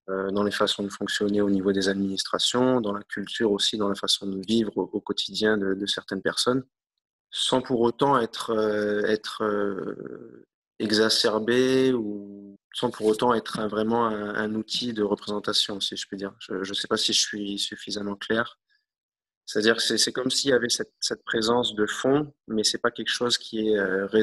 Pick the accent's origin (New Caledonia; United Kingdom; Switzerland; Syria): New Caledonia; Euh, on est calédonien, mais on est aussi français.